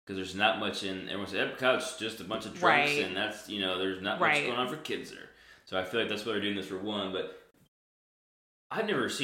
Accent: Texas, United States; we're from Texas.

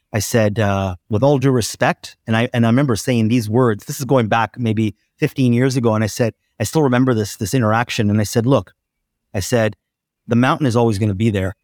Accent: Oakville, Ontario, Canada; I'm in my hometown of Oakville. just outside of Toronto

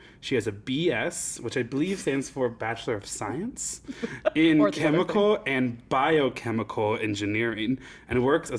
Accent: Nebraska, United States; well, I was queer in Nebraska in 2010, so I think I kind of get to make the call on that one.

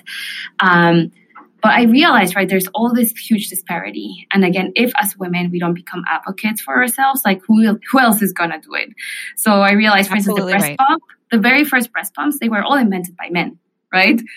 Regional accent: Mexico City, Mexico; moved away; I grew up in Mexico City

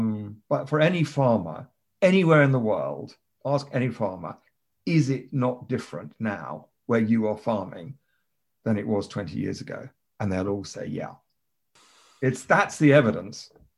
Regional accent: Kenya; also born or lived in United Kingdom; I grew up in Kenya, mm-hmm. and we Brits, we have this fireworks evening on the 5th of November.

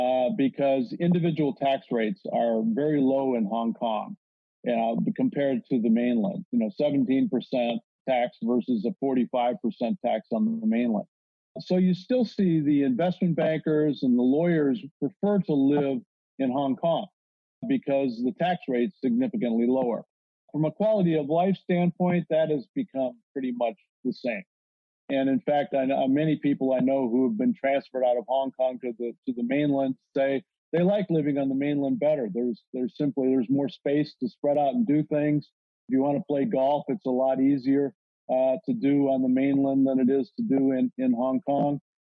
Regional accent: Colorado Springs, Colorado, United States; moved away as an adult; now in Beijing, China; I grew up in Colorado Springs

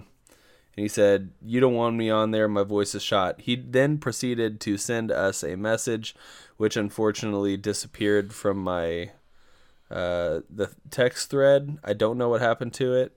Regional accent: United States; also born or lived in Kentucky; we are from Indiana

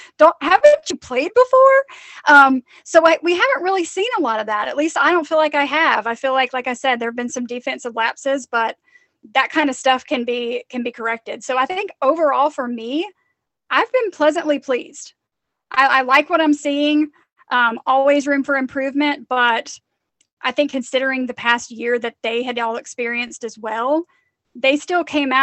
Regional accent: Mississippi, United States; Growing up in Mississippi, I didn't say it like that, but I do now.

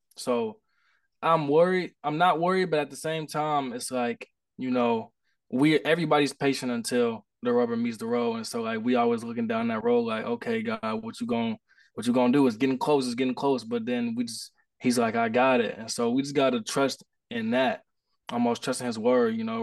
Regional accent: Indianapolis, Indiana, United States; I'm from Indianapolis, Indiana

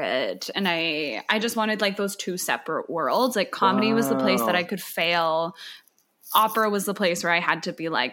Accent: Calgary, Alberta, Canada; moved away as an adult; also born or lived in Montreal / Vancouver; now in Toronto, Canada; I grew up in Calgary.

